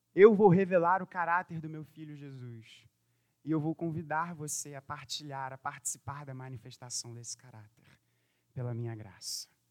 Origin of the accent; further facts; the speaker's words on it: Brazil; eu que sou brasileiro